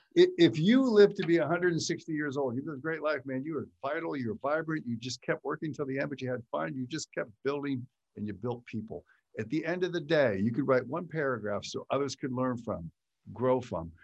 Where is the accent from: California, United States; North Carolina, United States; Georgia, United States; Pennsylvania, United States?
Pennsylvania, United States; Western; I grew up in Western Pennsylvania, small town